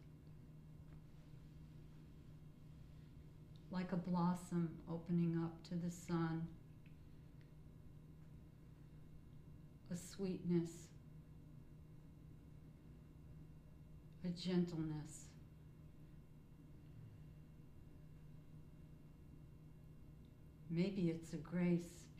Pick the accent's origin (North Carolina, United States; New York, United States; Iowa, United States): New York, United States; moved away as an adult; also born or lived in California; now in Fairfield, United States; I grew up in New York